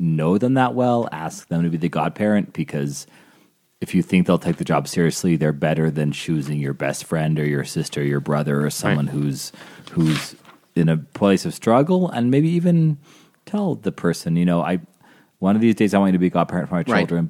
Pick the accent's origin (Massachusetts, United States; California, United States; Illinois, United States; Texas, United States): Illinois, United States; Salem; Also, Father Nathan, I'm originally from Salem, Illinois.